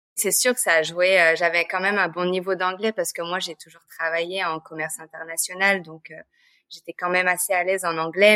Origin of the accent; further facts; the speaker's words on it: France; moved away as an adult; now in Montreal, Canada; je suis française d'origine. Euh, ça fait 10 ans que je suis à Montréal